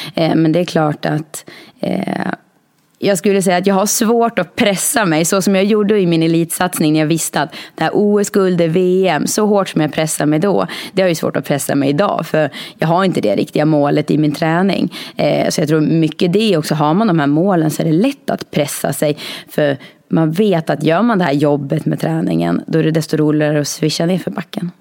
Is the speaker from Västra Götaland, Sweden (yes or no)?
no; Norberg, Västmanland, Sweden; now in Fagersta, Sweden; jag kommer från Norberg, så nu bor jag i Fagersta. Jag har flyttat en mil.